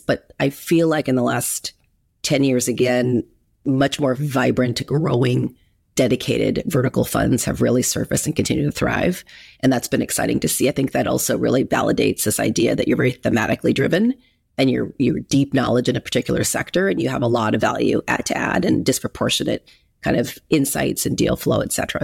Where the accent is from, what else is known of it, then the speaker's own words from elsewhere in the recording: Huntington Beach, California, United States; also born or lived in Berkeley; I grew up in Huntington Beach, so I'm a California person through and through, Southern California.